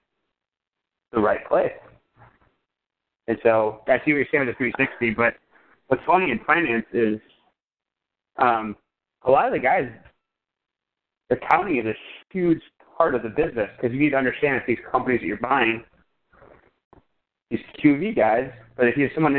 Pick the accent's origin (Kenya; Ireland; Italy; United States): United States; Vernon Hills, Illinois; I grew up in Vernon Hills, Illinois.